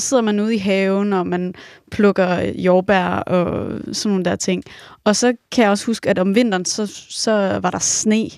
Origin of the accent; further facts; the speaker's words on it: Romalt, Central Denmark Region, Denmark; min øh, forældres hus i Romalt, hvor jeg er opvokset